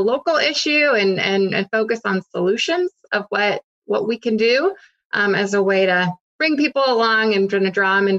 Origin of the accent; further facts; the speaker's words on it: St. Paul, Minnesota, United States; moved away as an adult; also born or lived in Copenhagen, Denmark; now in Los Angeles, United States; I grew up in St. Paul, Minnesota, where most people have to drive to get around